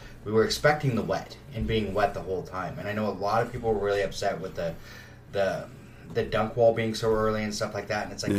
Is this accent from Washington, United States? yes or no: yes; Washington, United States; I grew up in Washington.